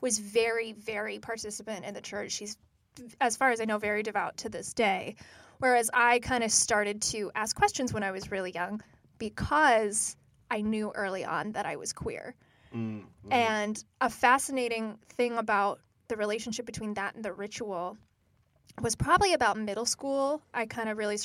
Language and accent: English; United States; I'm very unique as an American child